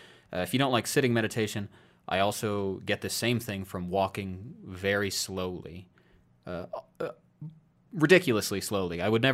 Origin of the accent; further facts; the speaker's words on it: Iowa, United States; moved away; I moved out of my home state of Iowa largely because I wanted to make sure I didn't just kind of get so comfortable I would never leave.